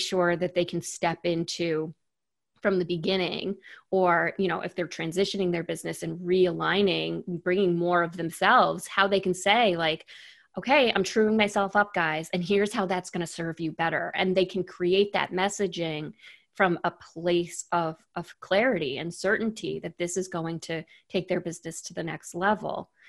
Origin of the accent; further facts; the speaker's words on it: New York, United States; I'm born and raised in New York.